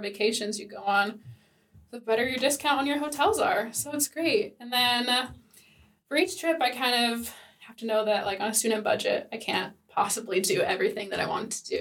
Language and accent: English; United States; moved away as an adult; now in Sweden; as an American